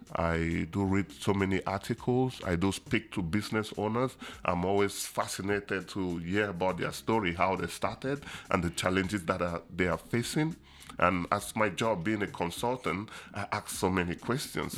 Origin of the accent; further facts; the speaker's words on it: Buea, Southwest Region, Cameroon; moved away as an adult; also born or lived in Asia / United States; now in Kingston, Jamaica; I was born in Boya, and I did all my education in Boya, Cameroon, in the beautiful city